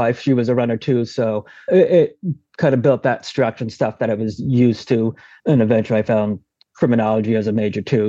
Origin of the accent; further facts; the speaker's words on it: South Portland, Maine, United States; Born right in South Portland, went to high school there, all my schools there